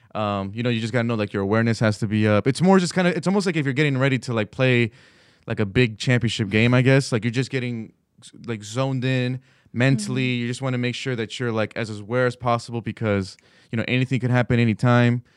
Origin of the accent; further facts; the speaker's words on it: California, United States; moved away as an adult; now in Washington, D.C., United States; my family back in California, I just drive through my my hometown